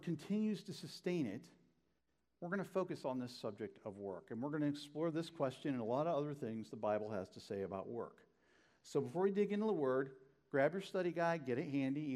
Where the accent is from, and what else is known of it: Northeast Ohio, United States; born or raised there